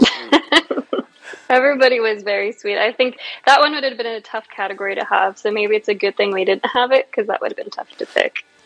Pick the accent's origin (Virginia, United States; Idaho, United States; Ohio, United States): Virginia, United States; I was born here, um, and so I've been here my whole life